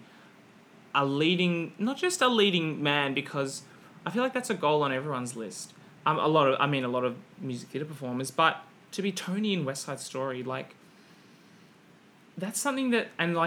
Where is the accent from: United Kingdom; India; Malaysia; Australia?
Australia; being an Australian